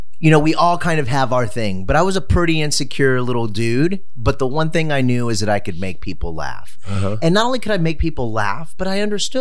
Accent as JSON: {"language": "English", "town": "San Antonio", "region": "Texas", "country": "United States", "tie": "born or raised there", "also_born_or_lived": "Los Angeles", "moved": "as an adult", "said": "I am born and raised in San Antonio and was in San Antonio for a while"}